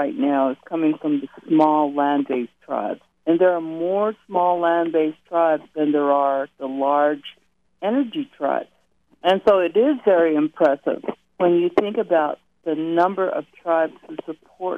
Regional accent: a little community in the Four Corners, New Mexico, United States; I'm from a little community called Goody Eye. I'm from that chapter

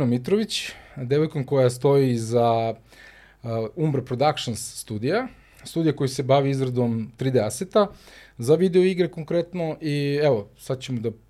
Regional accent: Serbia; ja mislim da kod nas u Srbiji to je definitivno, ja ne znam da li postoji neko ko ne zna šta je Tetris

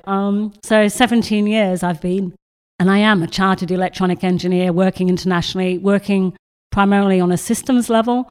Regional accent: Australia; moved away; I grew up in Australia

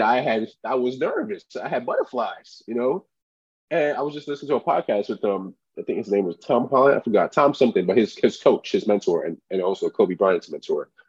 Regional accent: Nigeria; moved away; I was born in Nigeria

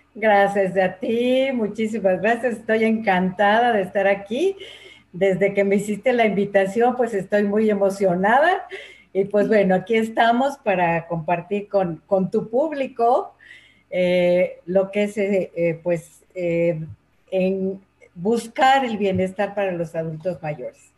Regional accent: Mexico City, Mexico; also born or lived in Puebla; nací en Puebla, pero eh, me trajeron al Distrito Federal de un año

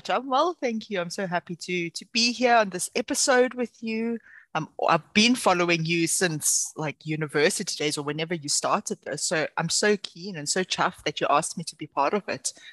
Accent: South Africa; moved away as an adult; now in Utrecht, Netherlands; very complicated last name. I'm a South African expat currently living and working in Utrecht, Netherlands.

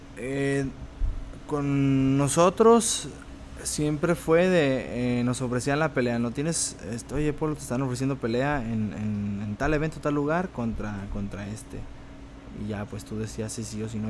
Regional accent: Tepic, Nayarit, Mexico; also born or lived in Mexicali; Soy nacido en Mexicali, pero ah, ya desde después desde que, como desde los dos años más o menos que llegamos aquí a Tepic, pues ya llegamos a vivir ahí y ahí me quedé.

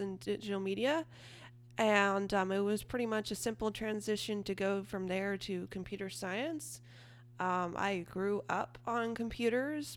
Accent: Eureka, California, United States; I am from Eureka, California, which is in Northern California, Humboldt County.

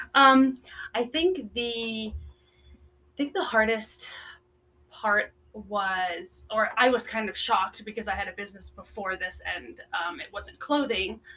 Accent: Florida, United States; moved away as an adult; also born or lived in Netherlands / South Carolina; now in Las Vegas, United States; I was um, actually born in Europe in Holland, and I moved to the States when I was seven. Uh, to Florida actually

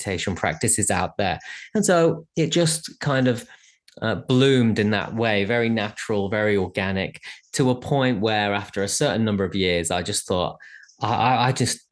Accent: England, United Kingdom; being English

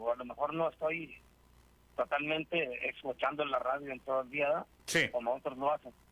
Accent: Mexico; yo vivo acá en San Diego, pero aún así siento las, necesidades. Claro, somos mexicanos, oiga, somos mexicanos

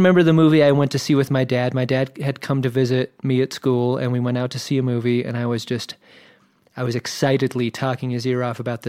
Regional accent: Virginia Beach, Virginia, United States; also born or lived in Southern California; Moved across country to Virginia Beach.

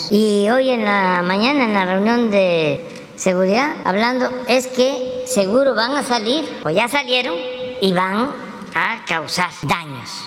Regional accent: Tabasco, Mexico; Yo soy de Tabasco y durante mi niñez pues solo cuando replicaban fuerte usaba zapatos

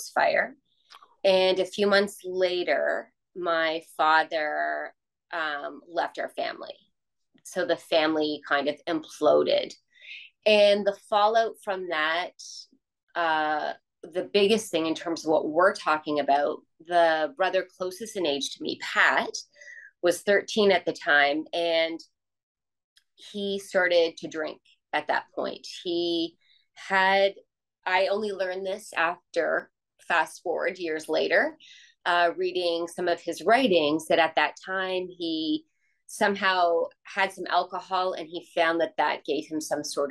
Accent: Toronto, Ontario, Canada; I grew up in Toronto, in Canada, and I am the youngest of five kids

